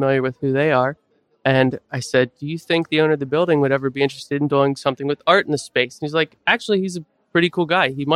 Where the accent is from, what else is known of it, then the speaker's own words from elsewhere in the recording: Manheim, Pennsylvania, United States; I grew up in Mannheim, so just 10 minutes west of Lititz